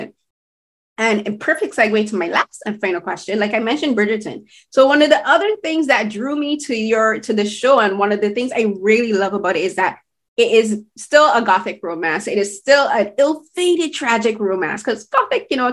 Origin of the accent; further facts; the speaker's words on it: Barbados; now in Canada; I'm from Barbados. I moved to Canada.